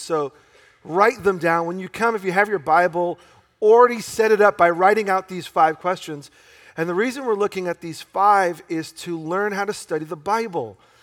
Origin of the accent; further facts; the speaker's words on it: New York, United States; I grew up in New York in a very Jewish community